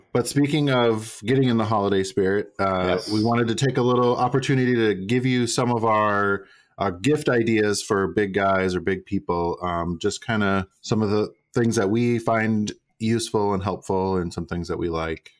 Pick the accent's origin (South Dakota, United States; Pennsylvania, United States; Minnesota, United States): Minnesota, United States; moved away; I grew up in Minnesota